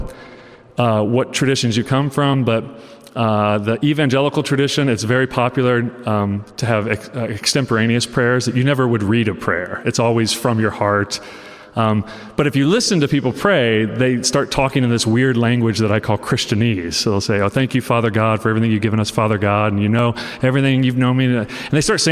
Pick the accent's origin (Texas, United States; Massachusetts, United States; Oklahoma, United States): Oklahoma, United States; I'm from Oklahoma